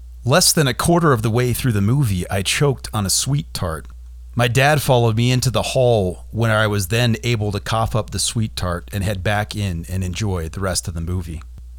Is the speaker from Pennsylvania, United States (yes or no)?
no; Sandy, Utah, United States; Growing up in Sandy in the 80s